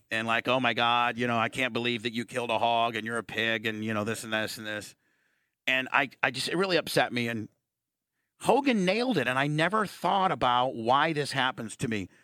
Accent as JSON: {"language": "English", "town": "Warsaw", "region": "Indiana", "country": "United States", "tie": "born or raised there", "moved": "yes", "said": "growing up in Warsaw, Indiana"}